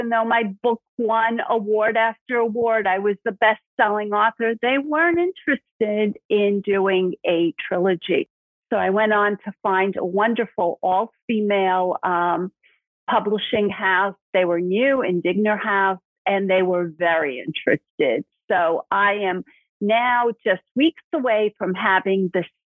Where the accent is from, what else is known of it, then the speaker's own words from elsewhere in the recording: New York City, New York, United States; accent: Brooklyn; now in Florida, United States; you can hear my Brooklyn accent.